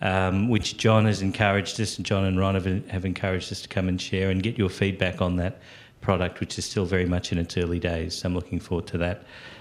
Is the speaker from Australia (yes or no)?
yes; Australia; I'm from Australia also.